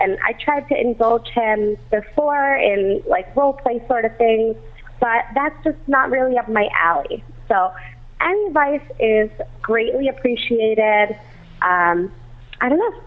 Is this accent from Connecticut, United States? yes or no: yes; Torrington, Connecticut, United States; i am from Torrington, Connecticut